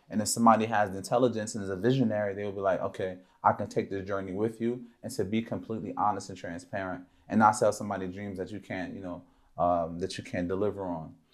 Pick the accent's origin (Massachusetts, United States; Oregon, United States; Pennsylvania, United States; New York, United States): Pennsylvania, United States; Philadelphia; I grew up in Philadelphia, P